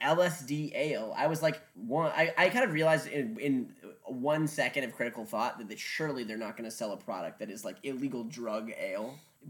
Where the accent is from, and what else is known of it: Lake County, Illinois, United States; born or raised there